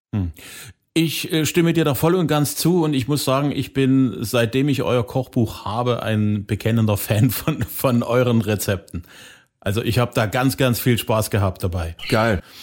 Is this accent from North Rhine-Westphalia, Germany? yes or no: no; Saxony, Germany; hier bei uns in Sachsen